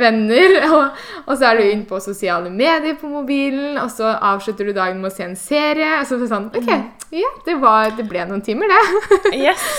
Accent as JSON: {"language": "Norwegian", "region": "Eastern Norway", "country": "Norway", "moved": "yes", "lives_now": "Bergen, Norway", "said": "jeg, som dere hører, så er jeg østlending som har havna på Vestlandet"}